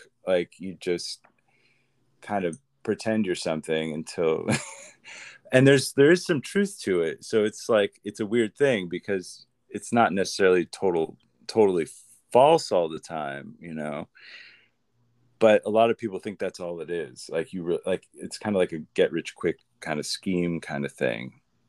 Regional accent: Midwest, United States; now in Los Angeles, United States; Well, I'm from the Midwest. I always start with stuff like that because it kind of grounds the people and who I am, I guess. I was a Midwest kid. I've been in LA for on and off for over a decade now.

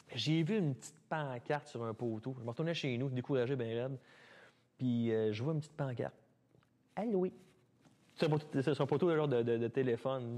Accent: Mont-Saint-Hilaire, Quebec, Canada; also born or lived in Sainte-Julie; J'étais revenu à Mont-Saint-Hilaire, euh, ma ville natale, chez ma sœur

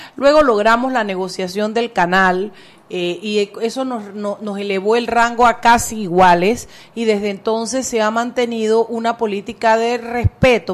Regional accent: Chiriquí, Panama; yo siempre seré Panamá y Chiriquí

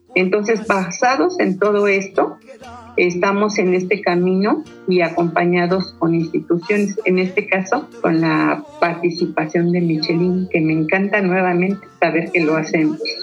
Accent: Mexico City, Mexico; Crecí en Tepepan, muy cercano a Xochimilco

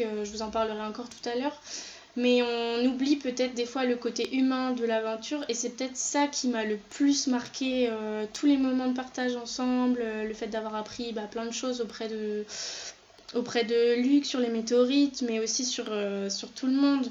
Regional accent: France; je suis née en France, mais euh, ma maman et ma soeur sont nées au Chili

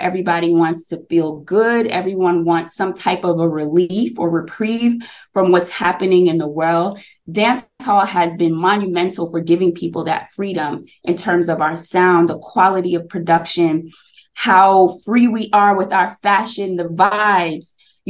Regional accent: Jamaica; now in Ghana; as someone who lives in Ghana, and I'm Jamaican, of course

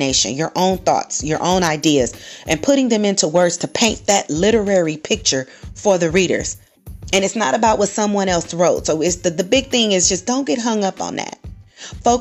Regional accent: California, United States; now in Texas, United States; I'm originally from California

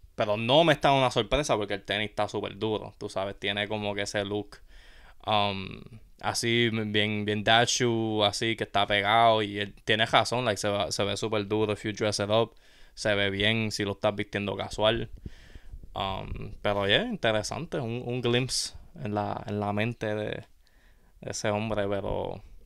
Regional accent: Yauco, Puerto Rico; café de Yauco, tú sabes, mi tierra nativa

